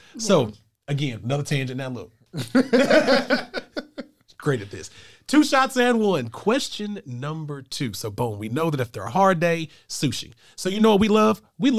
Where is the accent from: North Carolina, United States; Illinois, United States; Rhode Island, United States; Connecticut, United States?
North Carolina, United States; Johnston County; First of all, sir, I'm from Johnston County.